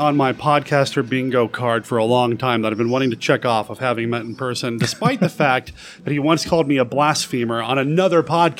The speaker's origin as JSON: {"language": "English", "town": "Portland", "region": "Oregon", "country": "United States", "said": "where I'm from in Portland."}